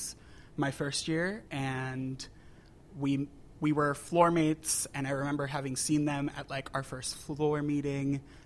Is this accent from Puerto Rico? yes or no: yes; Puerto Rico; moved away as an adult; also born or lived in New Hampshire; I grew up in Puerto Rico, born and raised.